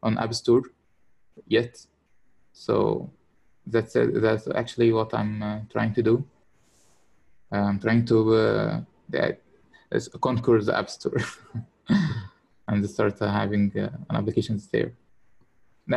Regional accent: Kafr el-Sheikh, Kafr El Sheikh Governorate, Egypt; I'm from Kafr el Sheikh. It is a small town here in Egypt

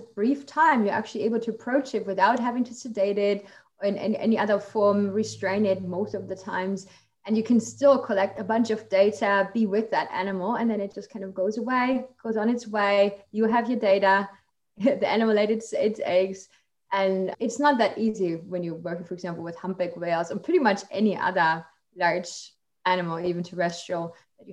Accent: Germany; English is a second language; moved away as an adult; now in United States; I'm from Germany originally

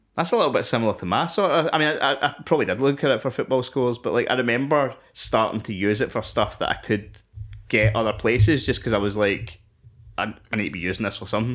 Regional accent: Scotland, United Kingdom; I am ten years old and I am from Scotland

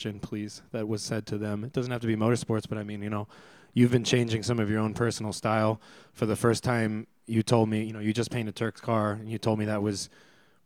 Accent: Philadelphia, Pennsylvania, United States; moved away as an adult; now in Los Angeles, United States; I grew up in Philly area, and then I lived in Philly eventually for about 16 years.

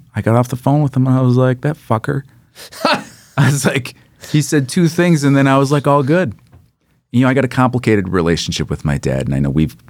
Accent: Jonesboro, United States; I'm from Jonesboro.

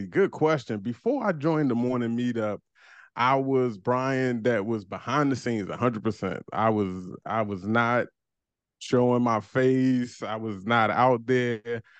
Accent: Washington, District of Columbia, United States; I'm from DC, man. DC.

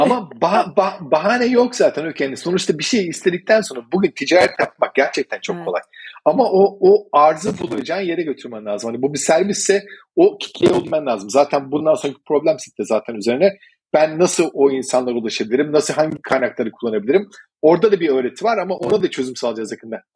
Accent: Turkey; also born or lived in Malta

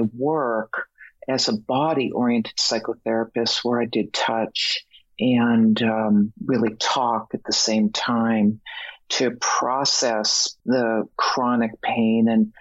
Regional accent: Boston, Massachusetts, United States; moved away as an adult; also born or lived in Mexico; I'm originally from Boston

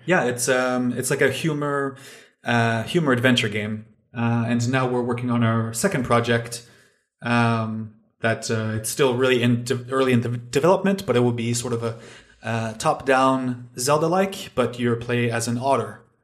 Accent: Canada; moved away as an adult; now in Finland; I'm originally from Canada, but I'm living now in Finland, uh, for the last few years.

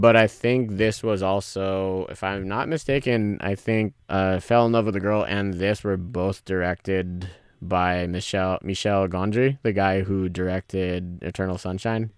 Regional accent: Pacifica, California, United States; me growing up in Pacifica

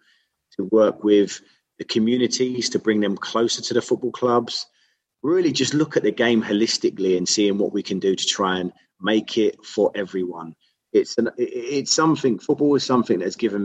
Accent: London, United Kingdom; I grew up in Whitechapel.

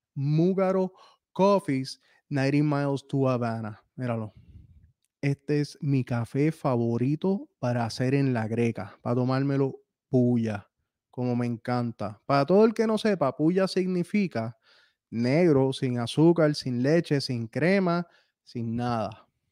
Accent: Puerto Rico; moved away as an adult; yo llevo viviendo fuera de Puerto Rico desde el 2010

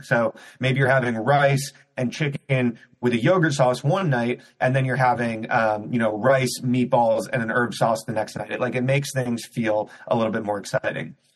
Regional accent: Cleveland, Ohio, United States; moved away as an adult; also born or lived in New York City; I grew up in Cleveland, Ohio.

